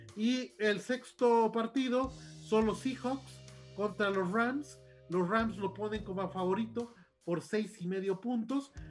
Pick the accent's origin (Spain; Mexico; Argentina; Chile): Mexico